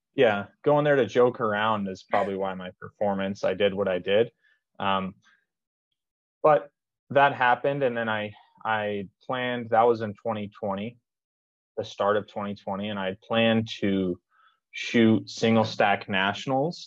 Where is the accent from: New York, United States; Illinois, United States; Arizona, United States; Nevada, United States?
Nevada, United States; Las Vegas; i'm from vegas